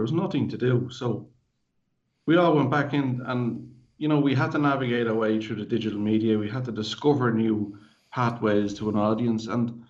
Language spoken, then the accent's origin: English; Ireland; growing up in Ireland